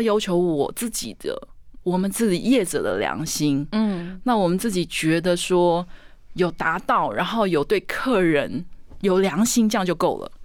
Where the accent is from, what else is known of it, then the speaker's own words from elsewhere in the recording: Taitung County, Taiwan; 他看到的美跟我们台东人看到的土生土长台东人看到的美是不一样